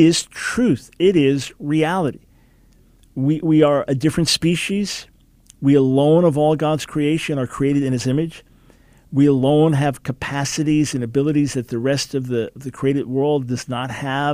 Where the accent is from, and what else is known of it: United States